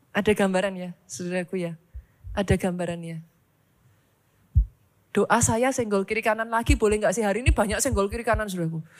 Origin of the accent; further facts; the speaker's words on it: Surakarta, Central Java, Indonesia; Kalau mau ditanya sejak dari awal, saya tuh sangat suka di Solo. Saya tuh orang Solo, saudaraku. I love Solo so much.